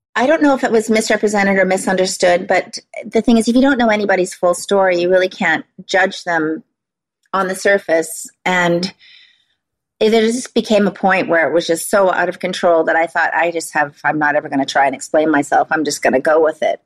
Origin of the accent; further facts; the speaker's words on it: Vancouver Island, British Columbia, Canada; moved away as an adult; also born or lived in Los Angeles; I had a good foundation, good roots here on Vancouver Island